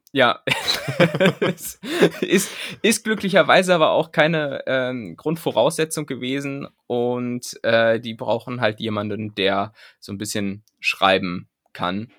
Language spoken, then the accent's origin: German; near Bad Pyrmont, Lower Saxony, Germany; moved away; ziehe ich jetzt ganz in die Nähe äh, meiner Heimat. Ähm, es geht quasi tatsächlich in den, in den in die Nachbarstadt äh, meines Aufwuchsortes